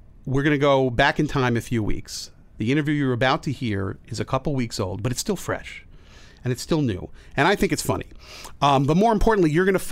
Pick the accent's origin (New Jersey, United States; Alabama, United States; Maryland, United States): New Jersey, United States; now in New York, United States; I grew up in Jersey